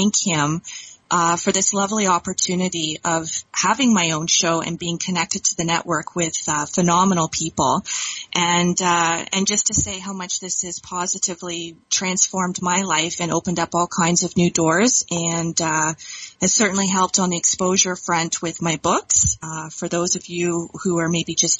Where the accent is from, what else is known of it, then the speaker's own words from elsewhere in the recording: Dundas, Ontario, Canada; I hail from Dundas, Ontario, Canada